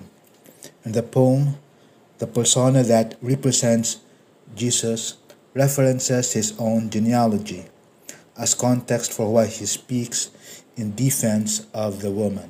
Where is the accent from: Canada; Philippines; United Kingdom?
Philippines; English is a second language; a continent away from my country, the Philippines.